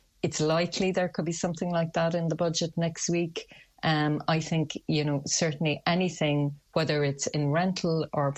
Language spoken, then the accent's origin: English; Limerick, Munster, Ireland; And certainly to my mind, I'm from Limerick, I'm biased, I'm going to say it's going to represent good value for money.